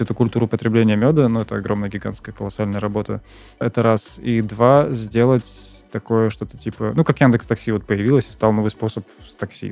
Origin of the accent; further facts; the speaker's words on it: Saint Petersburg, Russia; я в Питере родился и работал в Питере